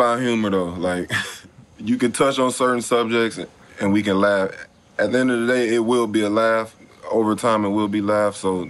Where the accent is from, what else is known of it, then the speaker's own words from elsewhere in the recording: Sacramento, California, United States; So I grew up in Sacramento for sure.